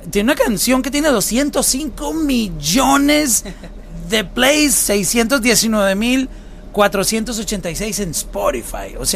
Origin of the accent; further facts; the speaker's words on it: Colombia; Huila es un departamento de mi país, ah, de Colombia.